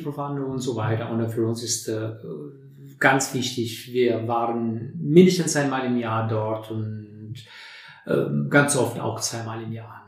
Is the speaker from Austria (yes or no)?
no; Durrës, Durrës County, Albania; German is a second language; moved away as an adult; also born or lived in Tirana, Albania; now in Neunkirchen, Germany; ich bin in Albanien geboren, wunderschön Albanien, in Doris, in einem Hafenstadt sozusagen, die größte Hafenstadt in Albanien. Und äh, dort habe ich, äh, ja, bis ich 24 äh, geworden bin, habe ich dort gelebt. Ne? Und dann meine Kindheit und meine Jugend